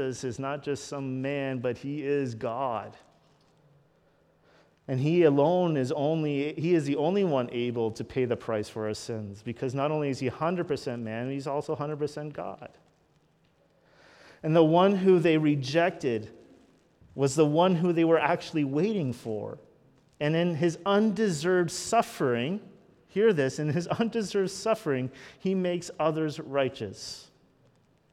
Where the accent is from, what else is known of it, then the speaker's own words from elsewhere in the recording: Canada; we're so Canadian